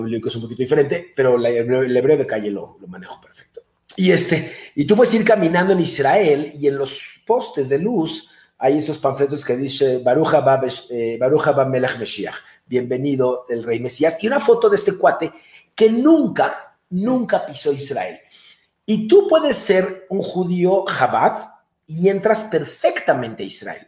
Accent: Mexico; moved away as an adult; also born or lived in Denver

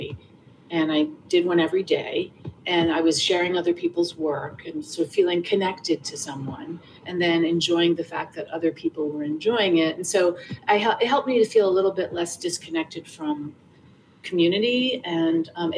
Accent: New York City, New York, United States; moved away as an adult; now in Rhode Island, United States; I grew up in Hell's Kitchen, then I moved down to the West Village when I was three. And then we kind of bopped around between the West Village and the East Village for my whole life

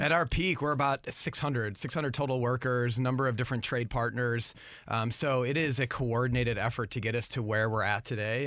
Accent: St. Louis, Missouri, United States; born and raised in Saint Louis

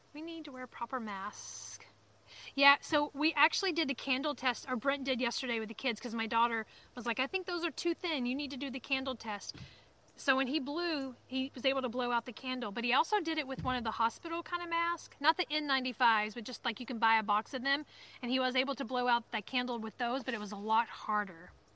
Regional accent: Alabama, United States; accent: Southern; moved away as an adult; now in Maine, United States; I'm from Alabama or that I'm from the South until my accent comes out.

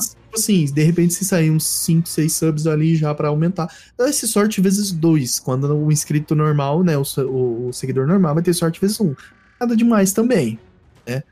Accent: Centre-West, Brazil; eu que sou do Centro-Oeste

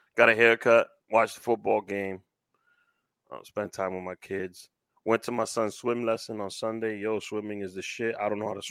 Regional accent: New York City, New York, United States; Growing up in Washington Heights

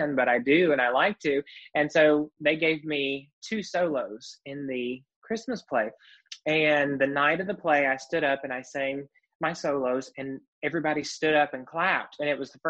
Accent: Lewisburg, North Carolina, United States; my hometown of Lewisburg, North Carolina

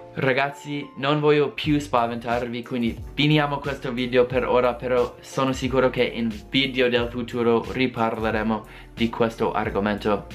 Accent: United States; Italian is a second language; io non sono italiano, sono americano

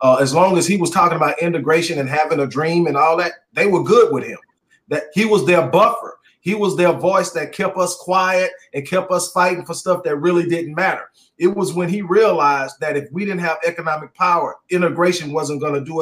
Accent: Houston, Texas, United States; my hometown, Houston

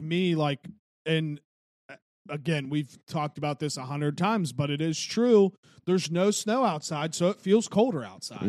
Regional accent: Wheeling, West Virginia, United States; growing up in Wheeling

